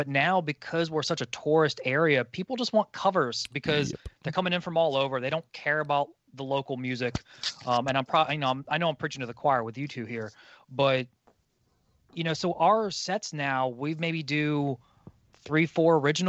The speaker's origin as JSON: {"language": "English", "area": "Hampton Roads area", "region": "Virginia", "country": "United States", "tie": "born or raised there", "said": "born and raised in the Hampton Roads area, never really left. I mean, I've traveled other places and stuff, but you know, so the only real music scene that I've truly known has been this local one."}